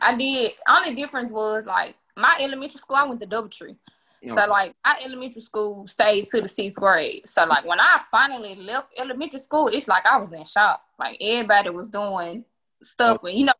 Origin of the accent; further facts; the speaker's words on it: Memphis, Tennessee, United States; Oh, so... Yeah, I know I'm the 38109, baby. Westwood, you know.